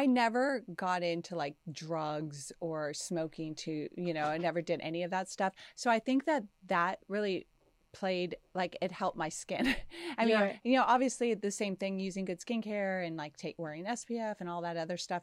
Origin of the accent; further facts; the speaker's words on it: the Valley, California, United States; I'm this girl from the Valley. I'm living with my mom. I'm 19 years old